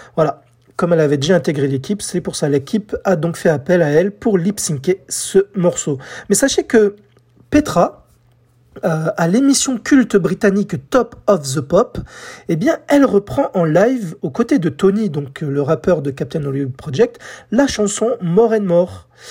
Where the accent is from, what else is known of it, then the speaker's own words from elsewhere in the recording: France; chez nous en France